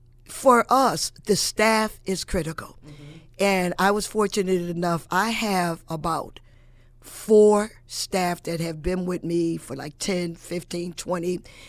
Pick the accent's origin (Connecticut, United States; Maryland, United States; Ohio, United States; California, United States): Connecticut, United States; Hartford; now in New Britain, United States; I'm originally from Hartford, and we could not do what we do in New Britain and Hartford. And that's just my opinion, but growing up there, I know it was not done.